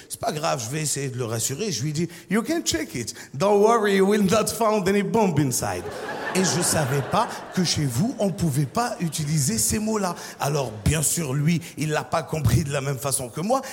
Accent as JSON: {"language": "French", "country": "Côte d’Ivoire", "said": "Je viens de Côte d'Ivoire"}